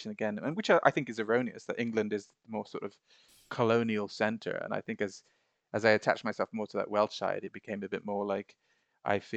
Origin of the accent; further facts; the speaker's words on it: Bahrain; I was so annoyed that we'd not been allowed to study Arabic uh, growing up in Bahrain, like I remember our parents had